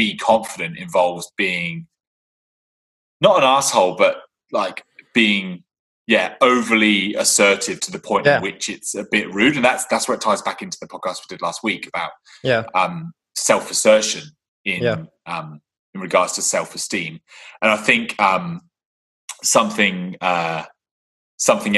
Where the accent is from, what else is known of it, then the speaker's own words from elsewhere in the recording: England, United Kingdom; I am English